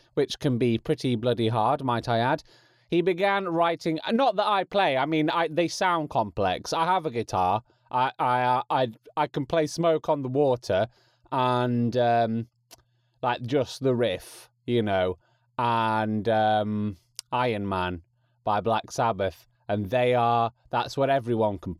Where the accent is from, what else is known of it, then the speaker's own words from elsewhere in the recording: England, United Kingdom; accent: English; my natural English accent